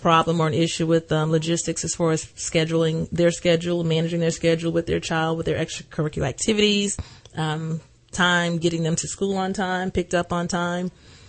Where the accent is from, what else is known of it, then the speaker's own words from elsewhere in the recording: Atlanta, Georgia, United States; now in Greenville, United States; from Atlanta, Georgia. I'm a Georgia native. I've been in Greenville for 18 years